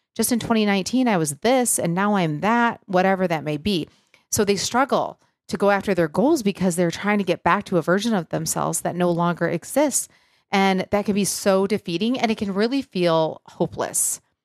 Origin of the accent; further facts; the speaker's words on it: Michigan, United States; now in Nashville, United States; growing up in Michigan, we got out mid-June, went back after Labor Day.